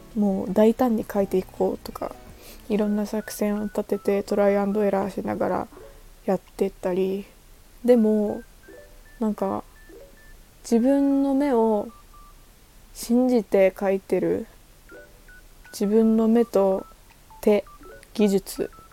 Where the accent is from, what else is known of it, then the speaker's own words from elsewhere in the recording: Okinawa, Japan; moved away as an adult; 沖縄出身です。沖縄に帰ります。